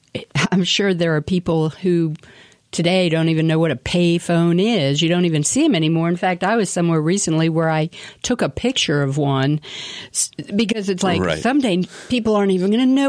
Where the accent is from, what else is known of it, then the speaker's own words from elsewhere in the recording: Washington, District of Columbia, United States; moved away; I grew up in Washington, D.C.